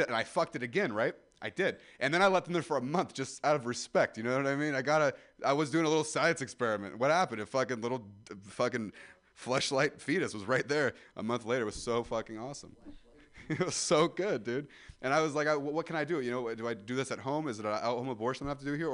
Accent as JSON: {"language": "English", "town": "Ripon", "region": "California", "country": "United States", "tie": "born or raised there", "said": "Growing up in Ripon"}